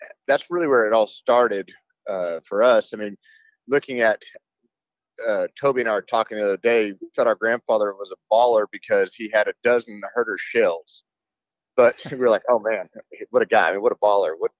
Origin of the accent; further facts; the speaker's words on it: Amarillo, Texas, United States; I'm from Amarillo, Texas, and growing up in the Panhandle